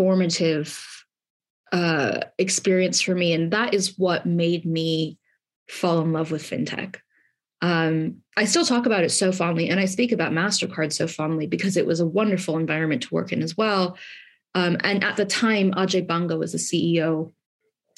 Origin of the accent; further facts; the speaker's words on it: California, United States; moved away as an adult; also born or lived in Southeast London; now in London, United Kingdom; I grew up in California.